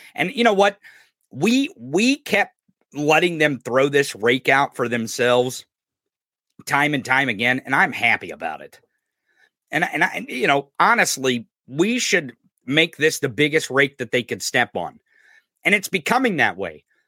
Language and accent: English; Midwest, United States; I come from the Midwest.